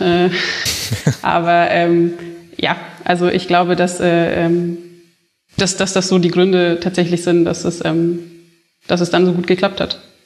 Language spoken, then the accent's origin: German; Bavaria, Germany; ich ja nicht aus der Gegend, also ich bin ja äh, hier in Bayern aufgewachsen